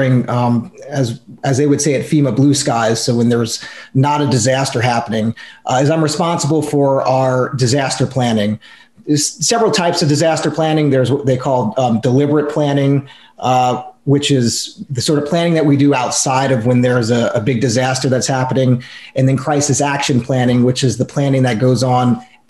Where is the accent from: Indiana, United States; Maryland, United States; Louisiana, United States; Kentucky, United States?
Louisiana, United States; New Orleans; I'm originally from New Orleans. In 1989, I was 7 years old, and we had a big snow event down in the New Orleans area